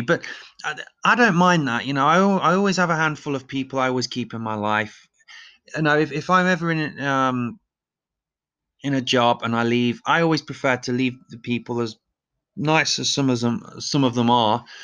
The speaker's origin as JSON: {"language": "English", "town": "Leicester", "region": "East Midlands", "country": "United Kingdom", "tie": "born or raised there", "also_born_or_lived": "Dusseldorf", "moved": "yes", "said": "my hometown of Leicester"}